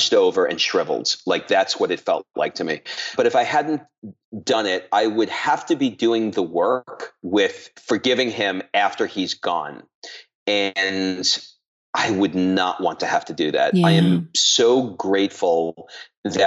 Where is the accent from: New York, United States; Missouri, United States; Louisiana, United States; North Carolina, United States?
New York, United States; New York City; I grew up in Queens, New York.